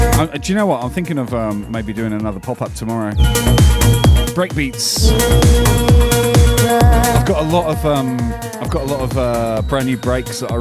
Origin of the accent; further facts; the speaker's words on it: United Kingdom; moved away; I grew up listening to John Peel on Radio 1 in the UK